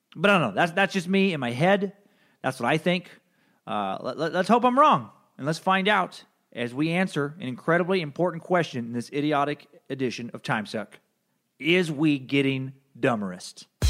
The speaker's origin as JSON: {"language": "English", "country": "United States", "said": "I'm an American"}